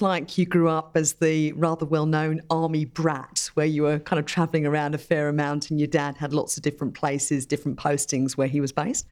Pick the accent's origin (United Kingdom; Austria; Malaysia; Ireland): United Kingdom; I actually grew up in the U K